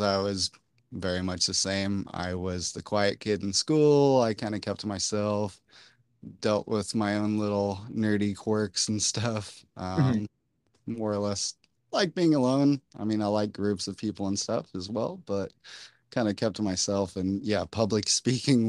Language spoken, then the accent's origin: English; Corpus Christi, Texas, United States; I was born in Corpus Christi, so I've been in the South, I've been in hot places